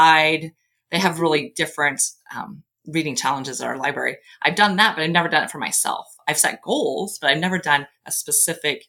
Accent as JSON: {"language": "English", "region": "Nebraska", "country": "United States", "said": "I'm from Nebraska"}